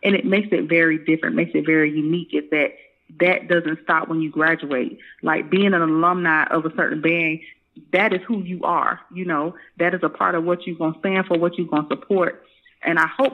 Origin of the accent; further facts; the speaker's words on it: Tampa, Florida, United States; I grew up in Tampa, Florida